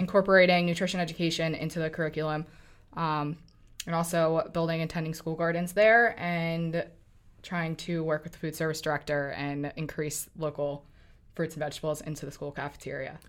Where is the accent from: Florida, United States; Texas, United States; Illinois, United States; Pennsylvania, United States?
Pennsylvania, United States; Lancaster; moved away; also born or lived in New York; I'm from Lancaster, Pennsylvania, originally from New York, but from Lancaster